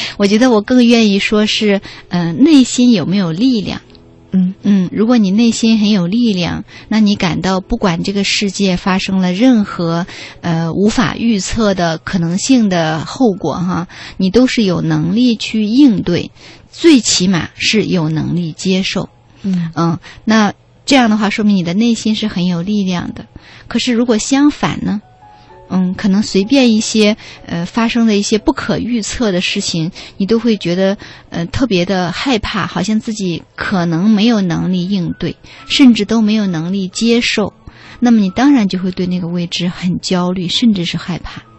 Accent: China; 我们中国人

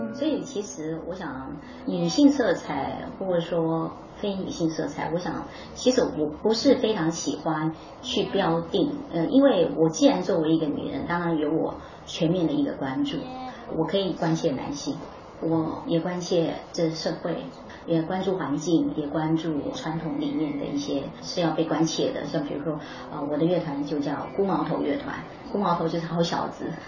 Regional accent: Miaoli County, Taiwan; first language Hakka; Chinese is a second language; 我是台湾苗栗的客家人。那当然长城的一个过程里面，大概都是在客家庄、客家地区，母语，呃，也是客家话

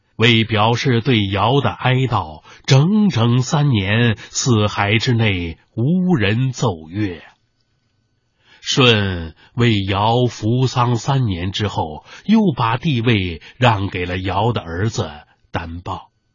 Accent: China; 我们中国人第一次用三百六十六天上下的计数来确定年的概念

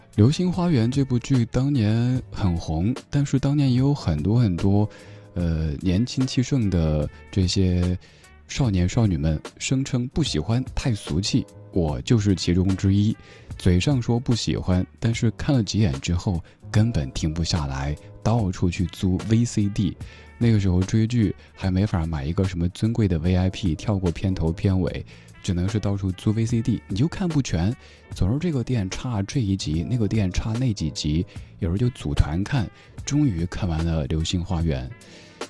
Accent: Chengdu, Sichuan, China; 在我家乡西南成都卡雷格民谣酒吧

